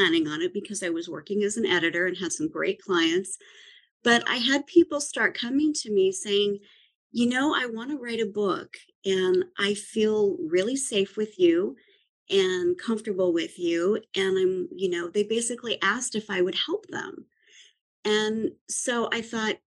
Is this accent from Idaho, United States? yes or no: yes; Idaho, United States; moved away; also born or lived in California / New York; I grew up in Idaho, and then I lived in California for a while, lived in New York for a while